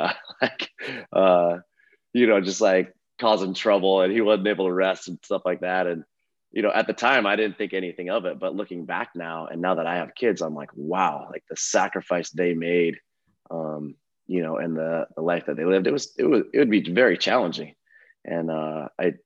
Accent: Eastern Oregon, United States; I grew up in Eastern Oregon, kind of all over.

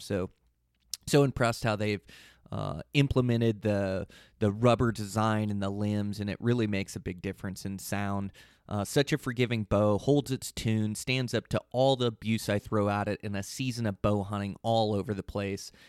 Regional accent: Pacific Northwest, United States; I come from the Pacific Northwest is where I was born and raised.

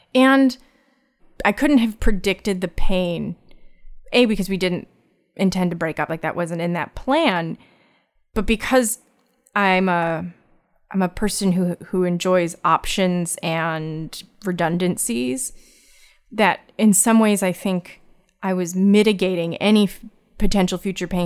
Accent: Connecticut, United States; I'm from Connecticut

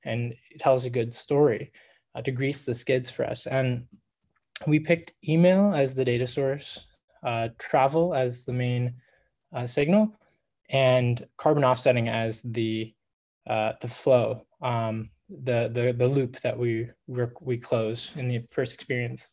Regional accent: Laguna Beach, California, United States; I'm from Southern California, a beach town called Laguna Beach.

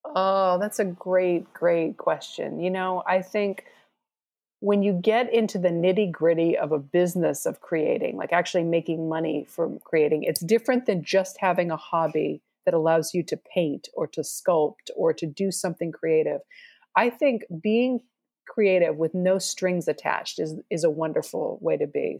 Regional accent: Boston, Massachusetts, United States; moved away; also born or lived in Arkansas; I'm from Boston

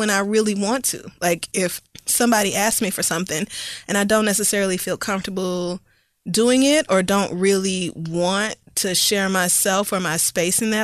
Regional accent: the Bible Belt, the South, United States; growing up in the Bible Belt with conservative family

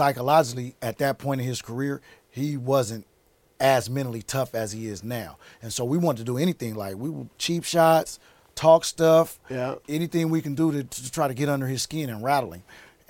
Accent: Seattle, Washington, United States; I was raised in Seattle. I grew up.

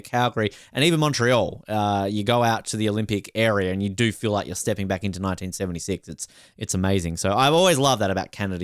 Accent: Australia; being Australian

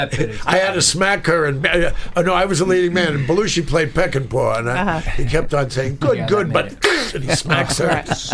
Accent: New York, United States; I'm from New York

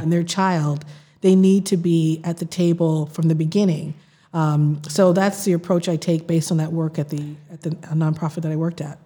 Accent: Boston, Massachusetts, United States; also born or lived in Mattapan, Boston / Princeton / Los Angeles; I grew up in Roxbury in the South End

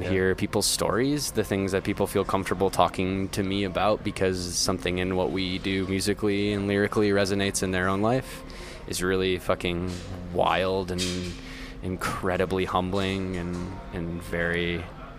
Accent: Midwest, United States; accent: nasally Midwestern; a horrendously nasally Midwestern accent

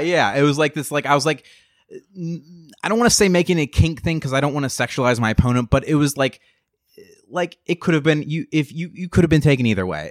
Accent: Western Pennsylvania, United States; moved away as an adult; I come from Western P

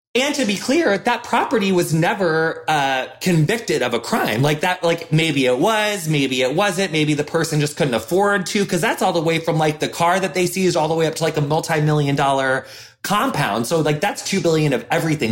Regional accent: the middle of America, Midwest, United States; as a white person growing up in the middle of America

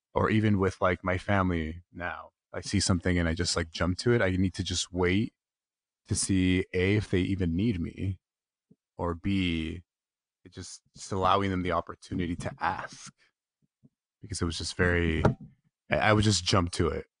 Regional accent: King City, California, United States; also born or lived in Los Angeles; I grew up in King City, which is uh, South County, um, maybe about an hour south of where Carmel is.

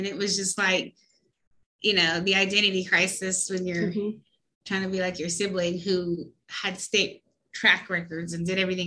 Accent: Virginia, United States; I grew up actually in Virginia, West Virginia and Virginia. I grew up on the East Coast

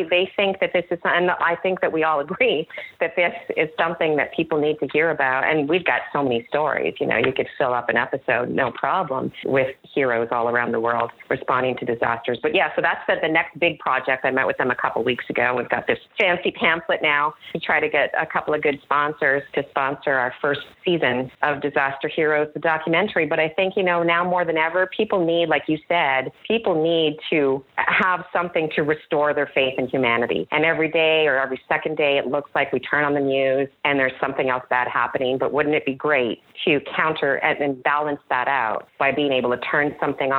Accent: Canada; moved away as an adult; now in United States; I am technically Canadian, even though I spent most of my time in the U.S. the last several years

